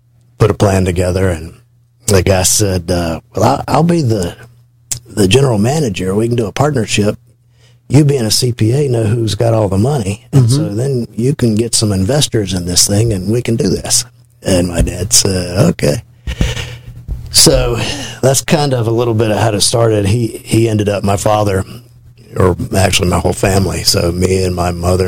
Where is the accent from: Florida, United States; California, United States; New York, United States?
Florida, United States; Tallahassee; I grew up in Tallahassee